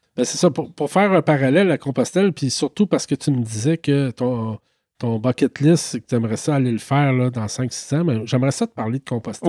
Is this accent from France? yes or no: no; Quebec, Canada; je viens du Québec